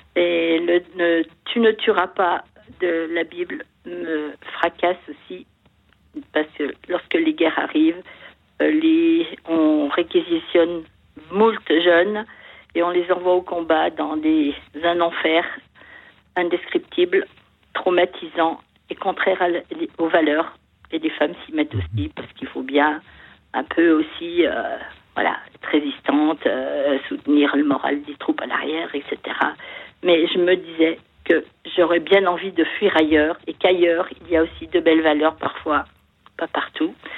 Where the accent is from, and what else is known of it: France; born or raised there